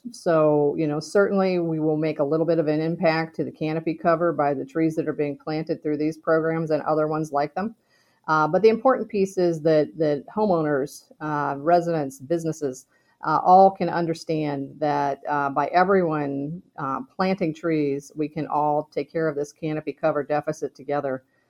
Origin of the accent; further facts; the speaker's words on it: Pittsburgh, Pennsylvania, United States; born there; now in Kent, United States; I was born in Pittsburgh. My parents moved to Ohio when my dad was teaching at Kent Roosevelt High School.